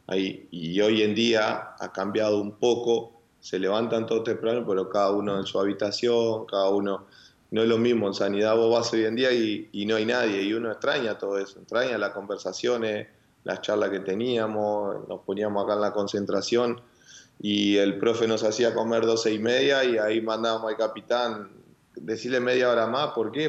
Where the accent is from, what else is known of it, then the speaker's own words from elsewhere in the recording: Uruguay; moved away; como uruguayo